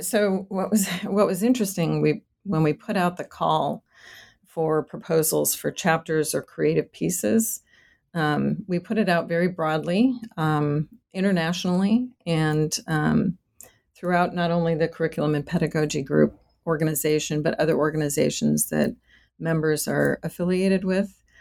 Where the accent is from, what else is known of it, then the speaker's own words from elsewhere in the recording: Boston, Massachusetts, United States; moved away as an adult; now in Rio Grande Valley, Texas, United States; I was born and raised in Boston, Massachusetts